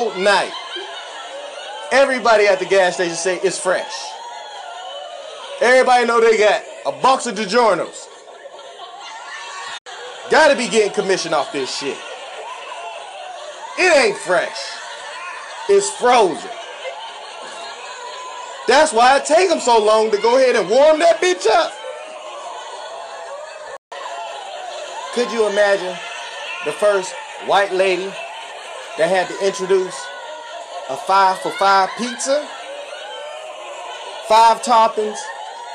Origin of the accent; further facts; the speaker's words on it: Ohio, United States; I'm from Ohio, too